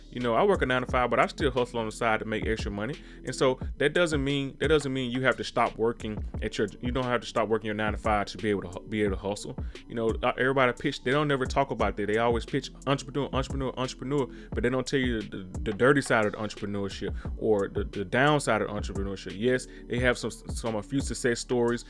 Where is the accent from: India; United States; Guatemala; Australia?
United States; Mississippi; I come from Mississippi, born and raised.